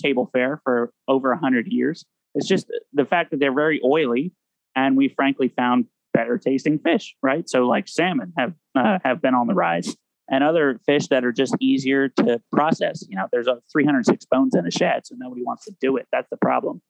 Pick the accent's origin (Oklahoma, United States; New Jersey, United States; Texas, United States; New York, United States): New Jersey, United States; now in Alaska, United States; my home state of New Jersey